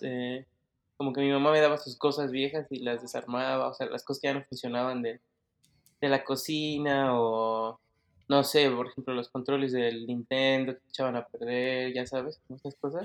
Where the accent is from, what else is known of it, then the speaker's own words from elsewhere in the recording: Mexico City, Mexico; moved away as an adult; now in Germany; yo nací en el DF, y mm, siempre estuve ahí, o sea, estuve ahí todo este tiempo hasta que ya me mudé